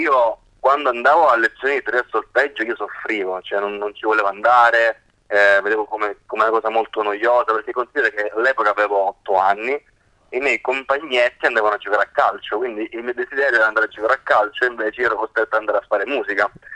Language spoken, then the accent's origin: Italian; Grotte, Sicily, Italy; moved away as an adult; also born or lived in Parma; io vengo da un piccolo paesino della provincia di Agrigento che si chiama Grotte